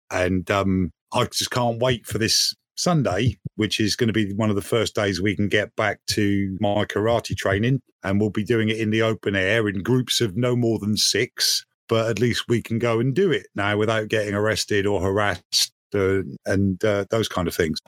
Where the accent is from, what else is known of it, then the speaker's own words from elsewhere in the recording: United Kingdom; We are, oh, in fact, British.